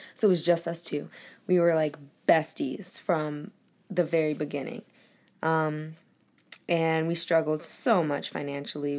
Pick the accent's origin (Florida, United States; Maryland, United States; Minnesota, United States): Maryland, United States; Woodlawn; also born or lived in Colombia; born in Colombia, and I stayed here till I was about 7, and then that's when I moved to Baltimore County, Woodlawn area